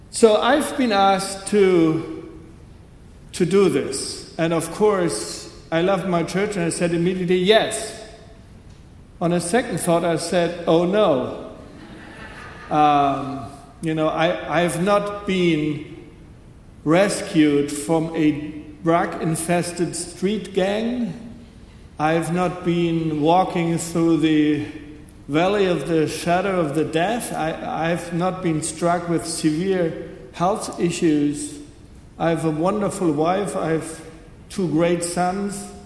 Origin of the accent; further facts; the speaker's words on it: Germany; growing up in West Germany, I grew up with that notion that there are these two Germanys